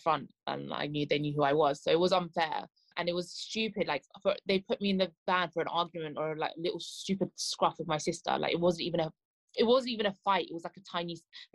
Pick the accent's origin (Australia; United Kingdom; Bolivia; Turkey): United Kingdom; England; I'm from England and I can't speak Farsi